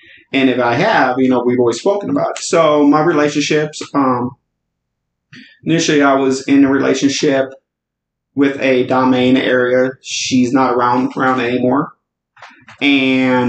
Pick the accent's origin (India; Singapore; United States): United States; Chicago, Illinois; moved away as an adult; also born or lived in the South; I was originally born and raised in Chicago